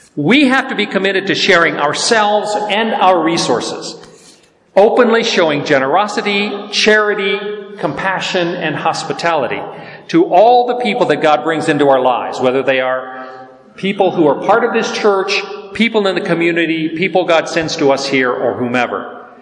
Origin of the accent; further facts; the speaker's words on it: the South, United States; I'm from the South